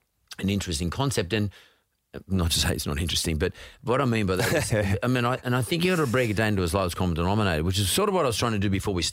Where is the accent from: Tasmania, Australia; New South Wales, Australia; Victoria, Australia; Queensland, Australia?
Queensland, Australia; Brisbane; born or raised there